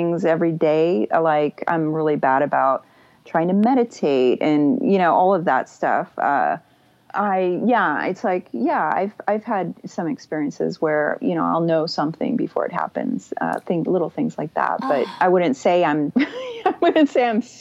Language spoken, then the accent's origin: English; Texas, United States; I'm from Texas